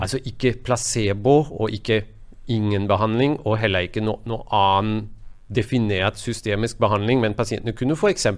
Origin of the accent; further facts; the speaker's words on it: Germany; now in Norway; mitt hjemland i Tyskland